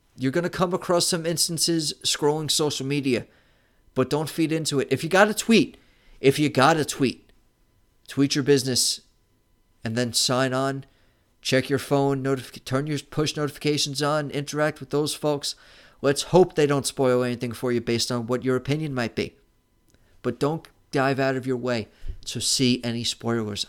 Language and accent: English; New York City, New York, United States; I'm from New York City